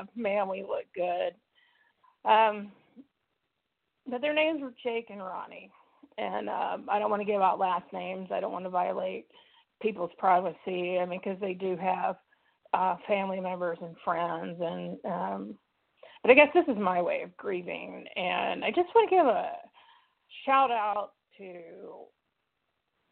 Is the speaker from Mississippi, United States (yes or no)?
yes; Mississippi, United States; accent: southern; moved away as an adult; I'm from Mississippi